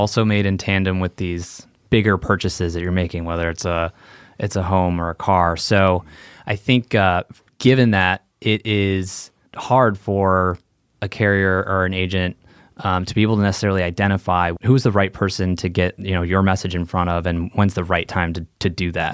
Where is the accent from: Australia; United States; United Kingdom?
United States; Chicago, Illinois; moved away as an adult; also born or lived in Santa Clara, California; growing up in Chicago